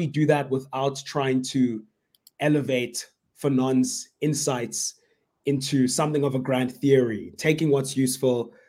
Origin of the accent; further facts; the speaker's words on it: South Africa; we're all from South Africa